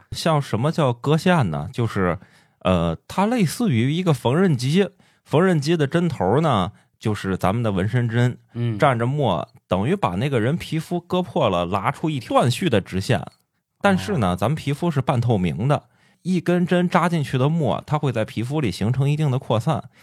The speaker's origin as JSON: {"language": "Chinese", "region": "Shandong", "country": "China", "said": "我是山东人"}